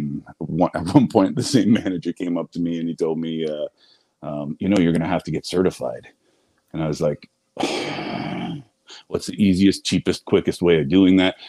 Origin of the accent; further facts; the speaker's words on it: Ottawa, Ontario, Canada; also born or lived in Toronto; I grew up in Ottawa